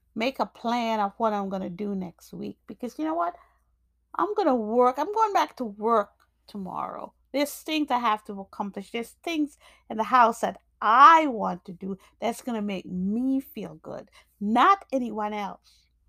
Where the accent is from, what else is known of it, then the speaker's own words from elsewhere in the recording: New York, United States; also born or lived in Jamaica; I grew up in, I grew up in, um, New York, but I was born in Jamaica.